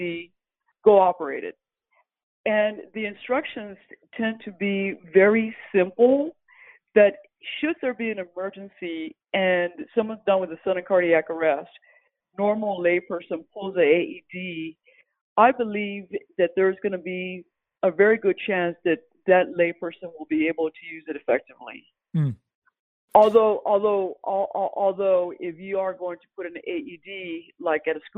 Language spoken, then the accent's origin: English; San Antonio, Texas, United States; moved away as an adult; also born or lived in Philadelphia; now in San Antonio, United States; I was born in San Antonio. After I graduated from college, ended up in Philadelphia, worked for corporate America